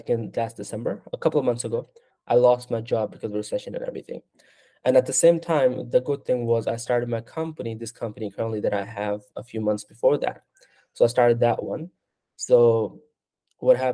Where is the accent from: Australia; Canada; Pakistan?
Pakistan; now in United States; I'm from Pakistan